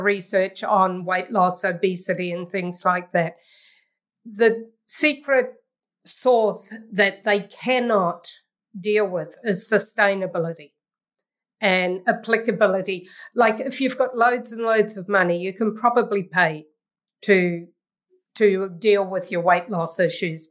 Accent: New Zealand; moved away as an adult; now in Ottawa, Canada; I'm a New Zealander and currently in New Zealand

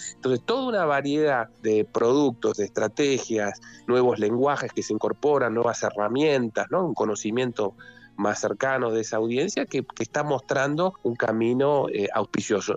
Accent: Argentina; en un país como la Argentina

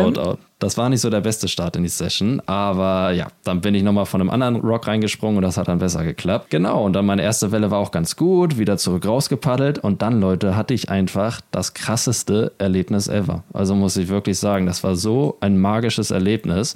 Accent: Germany; wir als Deutsche

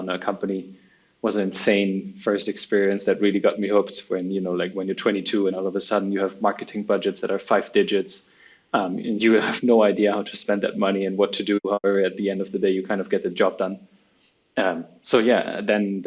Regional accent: Cologne, North Rhine-Westphalia, Germany; I'm originally from Germany, from Cologne.

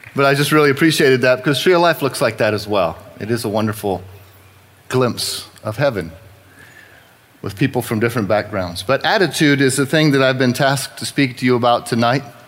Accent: New Braunfels, Texas, United States; I was born and raised here in New Braunfels

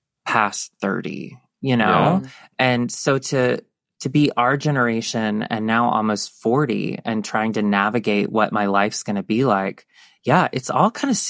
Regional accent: the South, United States; One thing, like, for our generation and growing up in the South, okay.

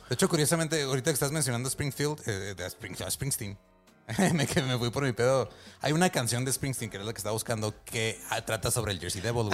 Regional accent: Ciudad Juárez, Chihuahua, Mexico; now in Mexico City, Mexico; Yo nací, en Juárez.

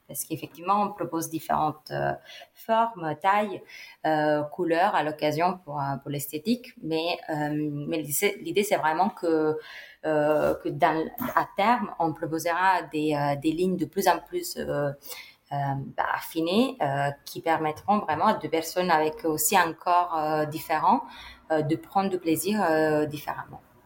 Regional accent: Italy; now in Paris, France; j'ai 31 ans, je suis italienne, euh, mais j'ai fait euh, toutes mes études euh, et ma vie professionnelle ici en France.

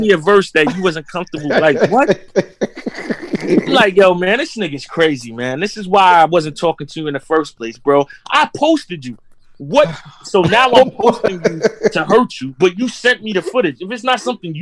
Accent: Corona, United States; I'm from Corona

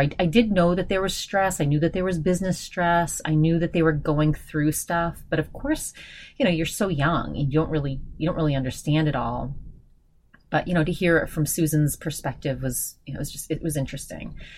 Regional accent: Augusta, Maine, United States; in Augusta, where I'm from

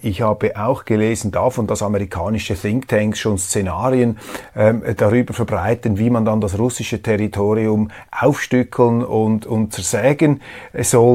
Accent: Switzerland

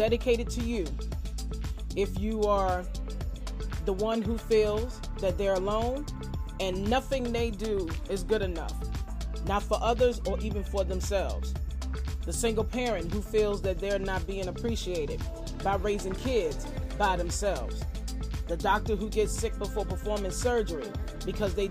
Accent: Farmville, Virginia, United States; my hometown of Farmville, VA

